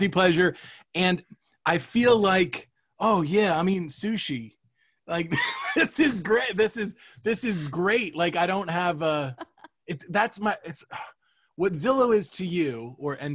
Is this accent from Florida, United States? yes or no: yes; Cape Coral, Florida, United States; now in Los Angeles, United States; my hometown, Cape Coral